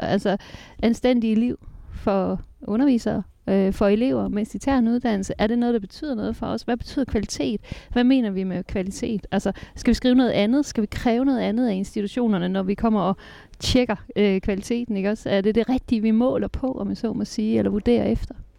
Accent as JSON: {"language": "Danish", "region": "Jutland", "country": "Denmark", "moved": "yes", "said": "Jylland, hvor jeg kommer fra"}